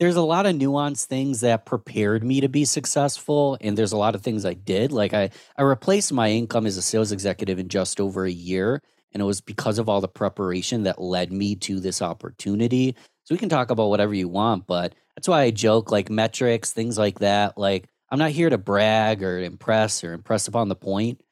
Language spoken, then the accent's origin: English; Rochester, New York, United States; I'm born and raised in Rochester, New York.